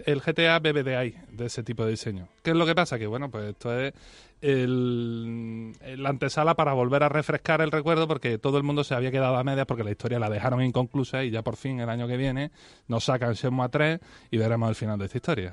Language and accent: Spanish; Spain; soy muy español